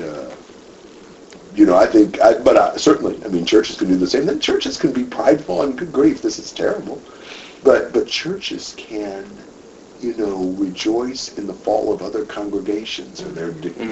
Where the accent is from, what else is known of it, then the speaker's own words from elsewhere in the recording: United States; me being American